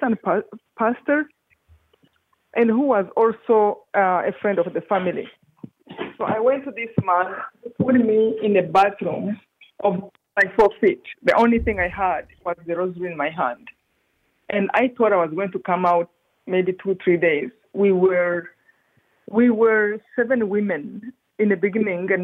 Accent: Rwanda; moved away; I come from Rwanda, this tiny country in east of Africa.

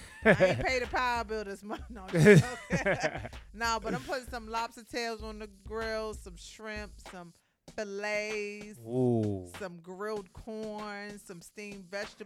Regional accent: New York City, New York, United States; I grew up in Brooklyn back in the early 80s and 90s.

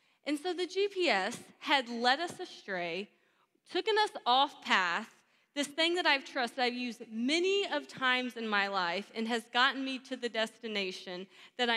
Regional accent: Texas, United States; now in Georgia, United States; I'm born and raised in Texas, so I have some Texan in me

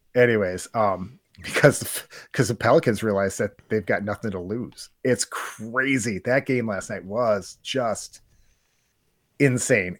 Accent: Wisconsin, United States; we're from Wisconsin

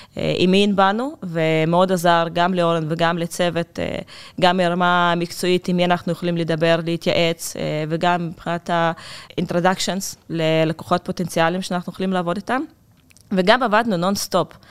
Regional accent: Russia; accent: Russian; Hebrew is a second language; now in Israel; זה שוק שהוא מאוד קרוב לליבי. אפשר לשמוע את זה מהמבטא שלי

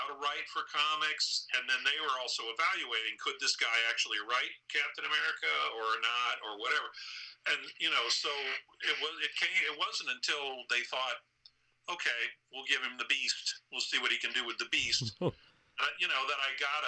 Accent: Indiana, United States; moved away as an adult; also born or lived in New York City; I'm from Indiana

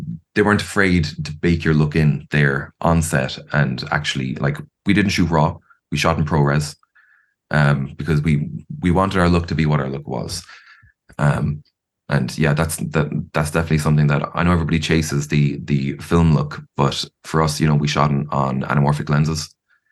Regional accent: Ireland; I'm an Irish person

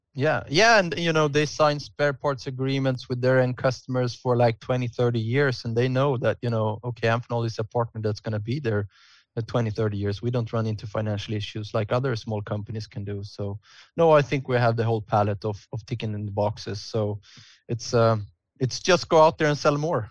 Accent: Stockholm, Stockholm County, Sweden; I had been living, growing up in Stockholm

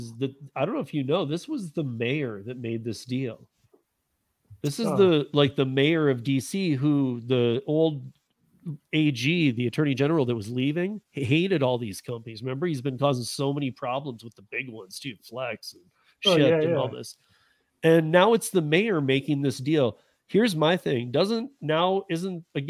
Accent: Michigan, United States; I'm from Michigan

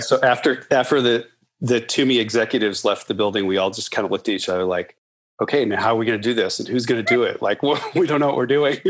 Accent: Nebraska, United States; moved away as an adult; also born or lived in Colorado; now in Portland, United States; I grew up in Nebraska, actually in the heartland. I grew up on a farm

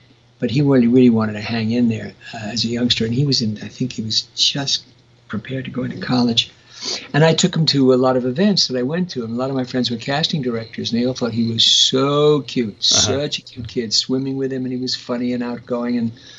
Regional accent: New York City, New York, United States; moved away as an adult; I grew up with in Brooklyn.

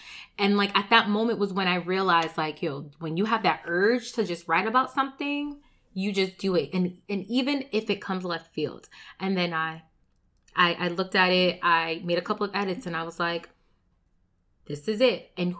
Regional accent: Connecticut, United States; now in New Jersey, United States; So most people don't know that I did move originally from Connecticut. So I moved from Connecticut to New Jersey

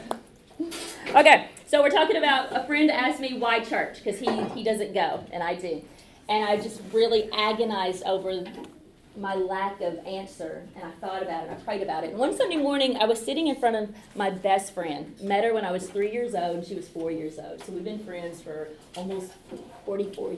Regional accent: Calvert City, Kentucky, United States; I'm from Calvert City, Kentucky, which is just close to Paducah, Kentucky.

